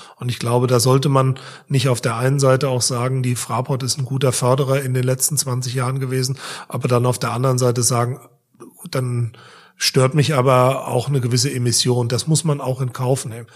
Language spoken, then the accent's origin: German; Frankfurt, Hesse, Germany; Im Westend. Ich bin ein Westend-Kind